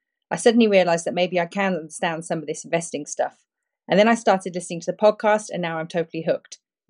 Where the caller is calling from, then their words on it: Perth, Western Australia, Australia; Hi, Preston and Stig. … I'm contacting you from Perth, Australia.